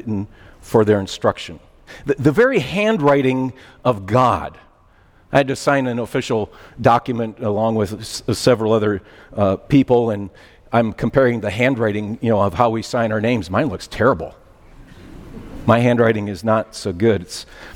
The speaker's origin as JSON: {"language": "English", "region": "Minnesota", "country": "United States", "moved": "as an adult", "lives_now": "West Michigan, United States", "said": "I'm an outsider. I'm from Minnesota. Been here now 32 years"}